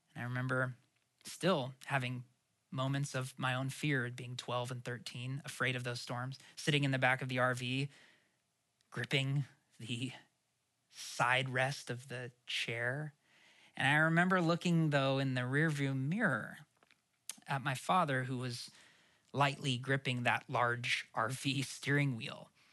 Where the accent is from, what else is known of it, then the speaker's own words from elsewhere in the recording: Portland, Oregon, United States; I grew up in Oregon. We especially didn't get them that often in Portland. I grew up in the city.